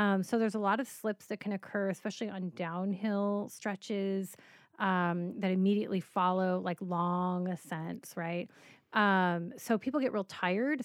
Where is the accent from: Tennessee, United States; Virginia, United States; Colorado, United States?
Colorado, United States; I grew up in Colorado, walking a lot of paths, hiking, growing up in the mountains